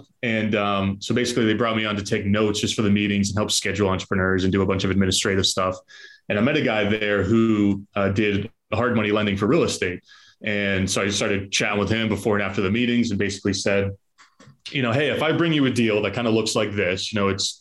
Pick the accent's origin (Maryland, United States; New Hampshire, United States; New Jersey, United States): New Hampshire, United States; Southern; moved away as an adult; now in Boston, United States; I was born in Southern New Hampshire, grew up in Southern New Hampshire, went to college in New Hampshire, and then shortly moved to Boston